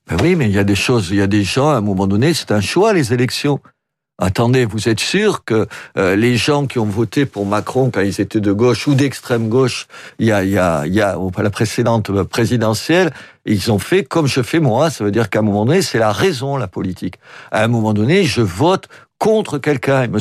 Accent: France; je suis français jusqu'au bout des ongles. Et français jusqu'au bout des ongles, ça ne veut pas dire français de souche, ça veut dire qui aime ce pays, qui aime son histoire et tout.

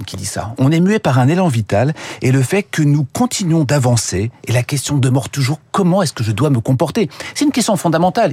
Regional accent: France

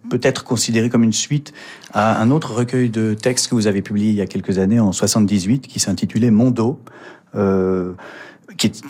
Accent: Nice, Provence-Alpes-Côte d'Azur, France; also born or lived in Mauritius; je suis niçois, et profondément niçois.

